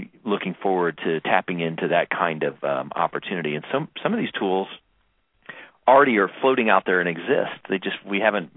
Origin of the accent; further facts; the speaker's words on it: Kansas City, Kansas, United States; when I was growing up in Kansas City, Kansas